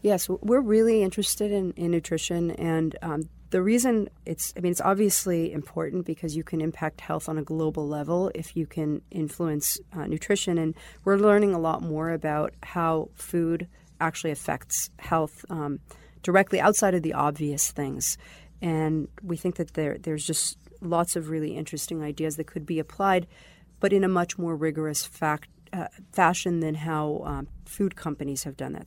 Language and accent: English; Boston, Massachusetts, United States; also born or lived in Israel; I grew up in the Boston area, but I'd say it's been, um, probably about ten to twelve years in Israel